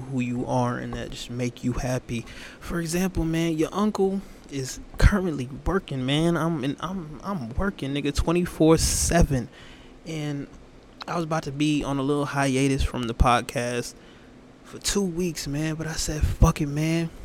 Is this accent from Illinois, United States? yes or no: no; Atlanta, Georgia, United States; moved away; my home state of Atlanta